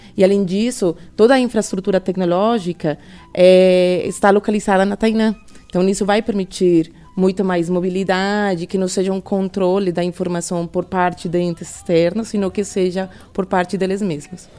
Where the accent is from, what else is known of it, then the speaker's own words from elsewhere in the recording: Colombia; Portuguese is a second language; moved away as an adult; now in Brazil; sou colombiana, moro no Brasil desde 2016